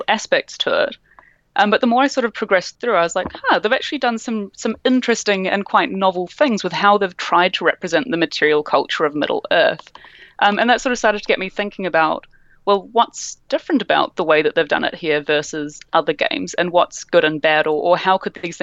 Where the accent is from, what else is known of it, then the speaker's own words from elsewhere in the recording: New Zealand; Can identify being a New Zealander